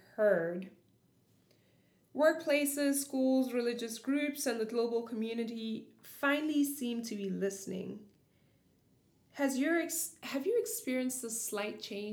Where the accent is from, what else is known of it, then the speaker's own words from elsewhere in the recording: South Africa; I'm South African